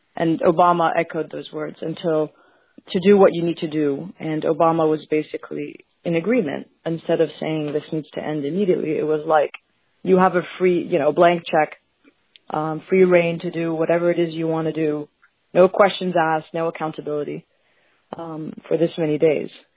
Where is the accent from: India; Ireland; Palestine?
Palestine; now in United States; where are you from? And I say Palestine.